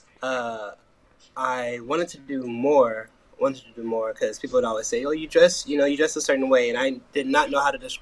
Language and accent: English; Portland, Oregon, United States; Born and raised in Portland, Oregon. Coming out of a cool area of Northeast Portland